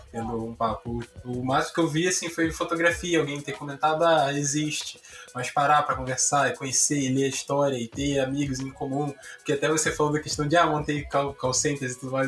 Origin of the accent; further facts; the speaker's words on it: São João de Meriti, Rio de Janeiro, Brazil; now in Rio de Janeiro, Brazil; vou aqui morando no Rio de Janeiro, vou aqui para São João de Meriti, que é onde eu nasci